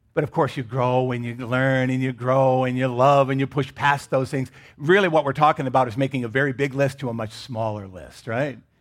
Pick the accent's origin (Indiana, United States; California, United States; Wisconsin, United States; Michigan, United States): Michigan, United States; I grew up in Michigan.